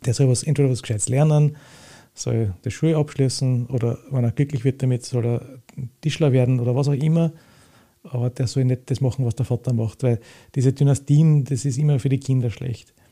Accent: Retz, Lower Austria, Austria; in der Gegend, wo ich aufgewachsen bin, im Weinviertel bei Retz

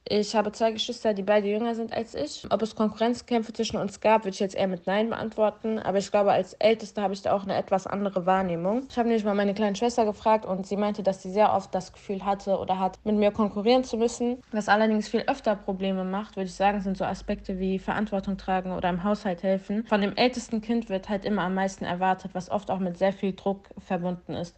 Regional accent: East Germany, Germany; Ich bin libanesisch, palästinensisch und in Ostdeutschland groß geworden

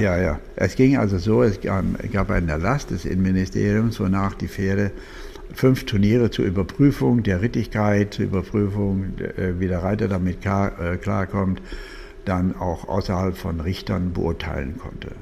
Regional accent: Germany; Deutschland liebe ich, bin Deutscher, bleibe auch

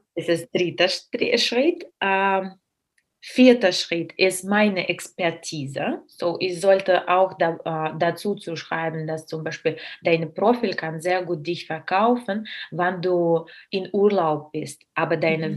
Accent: Russia; German is a second language; moved away; ich bin Russin

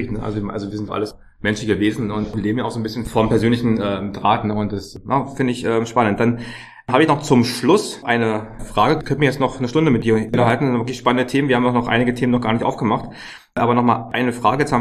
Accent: Berlin, Germany; Ich komme ja aus Berlin, also vielleicht gerne auch einmal mal am Standort in Berlin

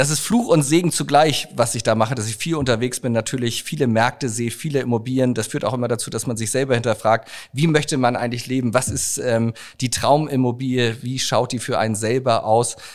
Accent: Hamburg, Germany; Hamburg ist ähm, meine Heimatstadt.

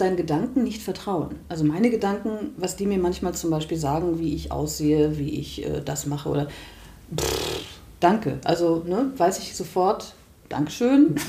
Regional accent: Germany; wir als Deutsche

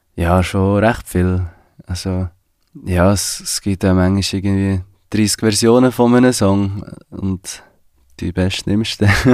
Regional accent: Switzerland; ich bin in der Schweiz geboren

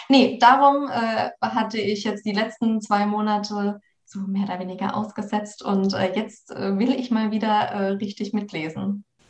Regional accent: between Karlsruhe and Freiburg, Baden-Württemberg, Germany; moved away; Also ich komme aus der Ecke äh, gebürtig. Ich komme aus der, also zwischen Karlsruhe und Freiburg, mhm. aus der Ecke

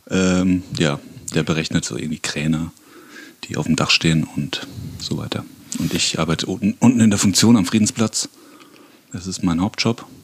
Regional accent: Bürgstadt, Bavaria, Germany; Nee, wir sind beide zugezogen. Also der, ich sag jetzt mal Sepp, ähm, kommt aus dem Westerwald und ich komme aus Miltenberg, Birkstadt, genauer gesagt, direkt nebendran.

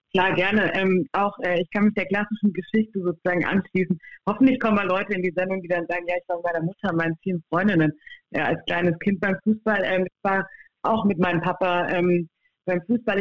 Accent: Freiburg, Baden-Württemberg, Germany; ich bin damit groß geworden, im Dreisamstadion äh, groß geworden

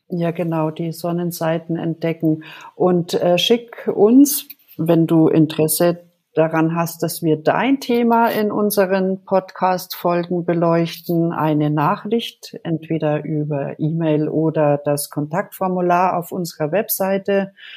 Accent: Germany; also born or lived in Bad Nauheim, Hesse; ich komme aus Deutschland

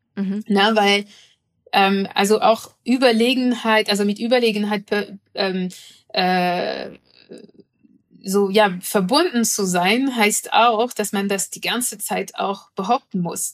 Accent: France; moved away; ich komme aus Frankreich

